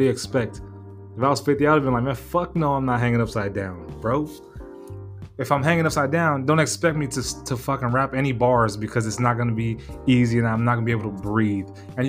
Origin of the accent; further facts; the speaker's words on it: West Coast, United States; You know, I'm from the West Coast anyway, so I was going to like it, enjoy it regardless.